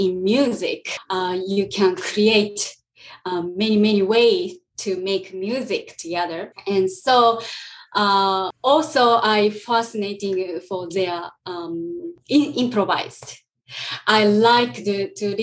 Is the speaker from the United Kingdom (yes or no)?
no; Fukui, Japan; English is a second language; my hometown is called Fukui, Fukui Prefecture.